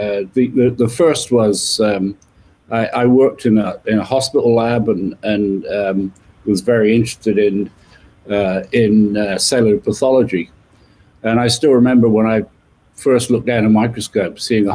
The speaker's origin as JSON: {"language": "English", "area": "just west of London, not far from Stonehenge", "region": "South West England", "country": "United Kingdom", "tie": "born or raised there", "said": "You can tell from my accent, I was born in the UK, just west of London. And I guess some of the things I remember from my childhood being born not far from Stonehenge"}